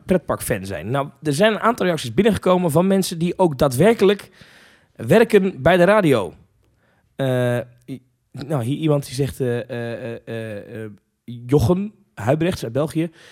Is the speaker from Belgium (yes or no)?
no; Netherlands; ik ben eh, geboren en getogen in Nederland